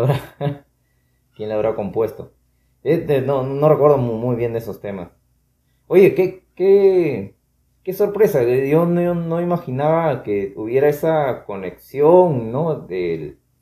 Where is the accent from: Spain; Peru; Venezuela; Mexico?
Peru; un peruano promedio